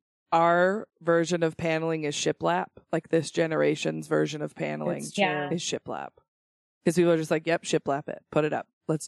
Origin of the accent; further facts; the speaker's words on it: Idaho, United States; I am from Idaho.